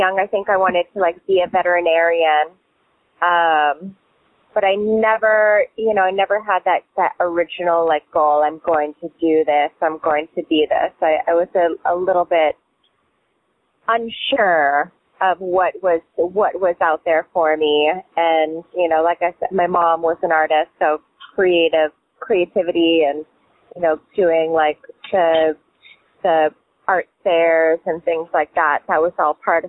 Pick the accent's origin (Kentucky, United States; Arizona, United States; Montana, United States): Montana, United States; Kalispell; also born or lived in New York City / Virgin Islands; now in Key West, United States; I grew up in Kalispell, not Cowspell, Montana, which is right, northwest Montana